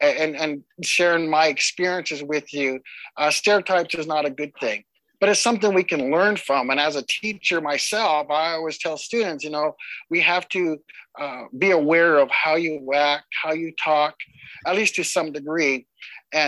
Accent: Lapwai, Idaho, United States; I'm from the Nez Perce tribe up in Lapway, Idaho

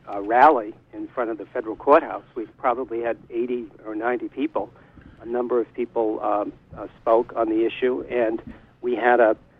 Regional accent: Ellsworth, Maine, United States; also born or lived in Blue Hill, Maine / New York City; I was born in Blue Hill, grew up and went through school in Surrey and Ellsworth, where I live now in Surrey. I spent some time in New York City on the Lower East Side in my middle years

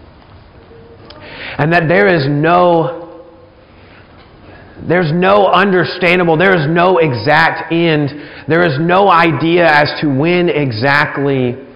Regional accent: about an hour from Gulf Shores, Alabama, United States; moved away; I spent a good amount of time growing up in the Gulf Shores area. We only lived about an hour away

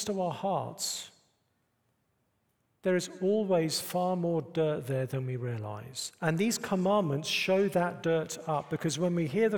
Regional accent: United Kingdom; moved away as an adult; now in United States; I'm British

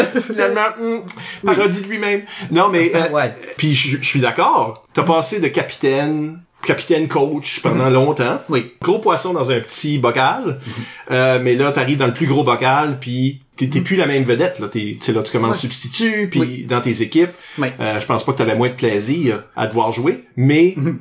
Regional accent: Canada; en tant qu'Acadien

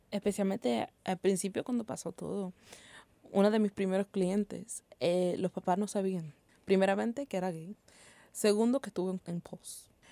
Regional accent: Puerto Rico; nosotros como, sabe Puertorriqueños

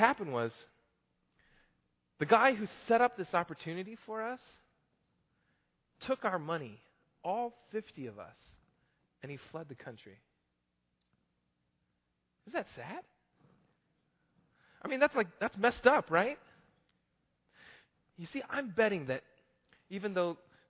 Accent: Oklahoma, United States; I'm from Oklahoma

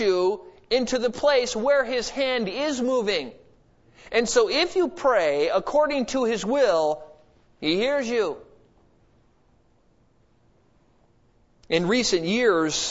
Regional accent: United States; I'm an American

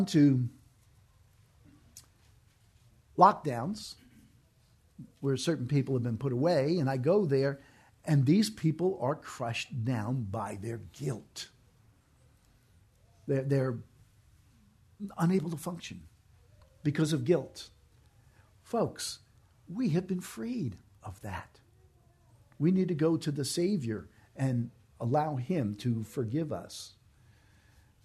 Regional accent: New York, United States; moved away; I'm from New York

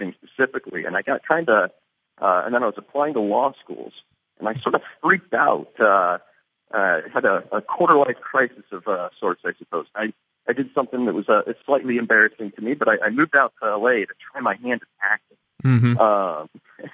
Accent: Leawood, Kansas, United States; now in Los Angeles, United States; I was born and raised in Kansas City, Leawood to be more specifically

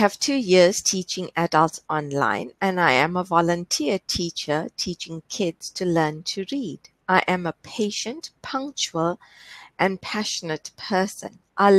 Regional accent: South Africa; I am from South Africa.

